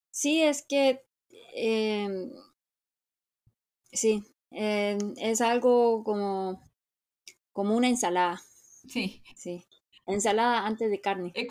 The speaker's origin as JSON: {"language": "Spanish", "country": "South Korea", "first_language": "Korean", "second_language": "Spanish", "said": "como soy nativa y no entiendo el coreano, aunque sea dialecto, no puede ser."}